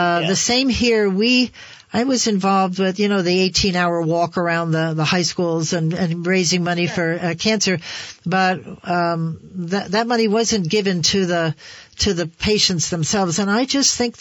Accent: New Jersey, United States; now in Vermont, United States; we come from New Jersey

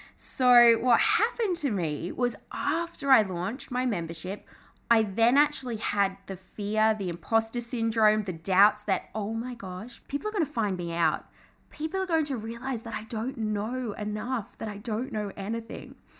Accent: England, United Kingdom; now in Australia; I'm Australian, although I did grow up in England, but moved to Australia, half Australian, my mum's Aussie

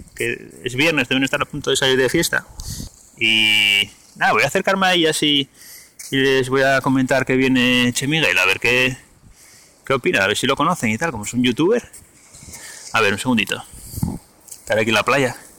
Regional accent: Gijón, Asturias, Spain; yo soy de Gijón

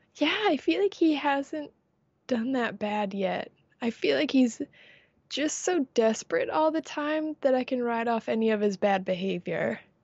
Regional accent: United States; I am American

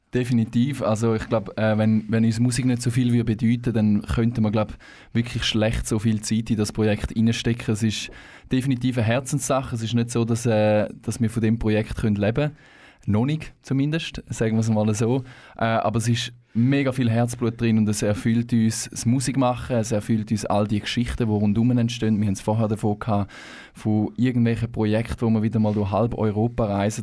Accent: Thurgau, Switzerland; moved away as an adult; now in Canton of Zurich, Switzerland; wir kommen ursprünglich aus dem Thurgau. Ähm, unterdessen aber alle im Kanton Zürich ein Zuhause gefunden.

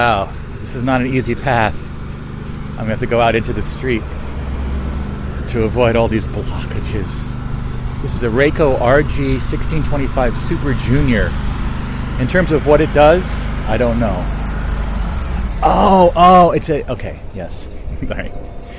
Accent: Bridgewater, New Jersey, United States; the Bridgewater Commons Mall, which was much closer to where I grew up in Bridgewater

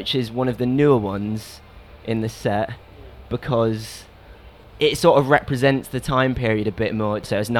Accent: Cambridge, East of England, United Kingdom; also born or lived in Southampton; Well, I've always lived in Cambridge. Well, I grew up in Cambridge, and then went to university in Southampton.

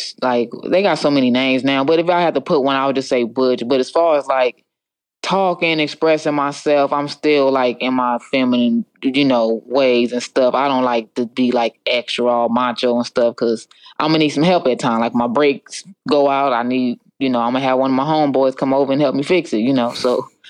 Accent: United States; It's just that I'm Indian and I'm from the, you know, the Navajo tribe, half Navajo.

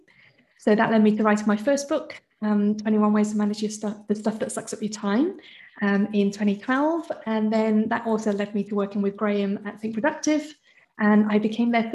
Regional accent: United Kingdom; I'm British born. Both my parents are Hong Kong Chinese.

